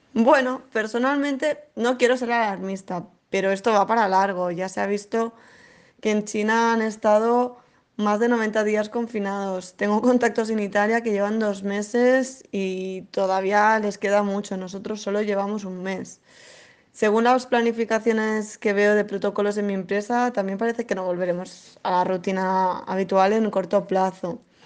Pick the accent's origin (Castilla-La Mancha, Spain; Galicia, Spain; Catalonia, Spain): Catalonia, Spain; Barcelona; soy de Barcelona